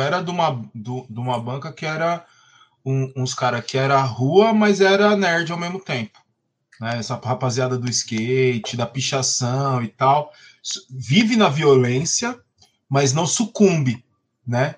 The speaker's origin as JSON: {"language": "Portuguese", "region": "São Paulo", "country": "Brazil", "tie": "born or raised there", "said": "Eu era, eu era de uma quebrada, inclusive, onde a pichação deu muita morte. Né, mano? Lá a Coab 2"}